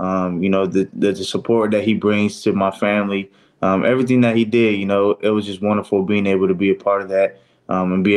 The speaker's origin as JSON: {"language": "English", "town": "Fresno", "region": "California", "country": "United States", "tie": "born or raised there", "said": "my hometown, the Fresno area"}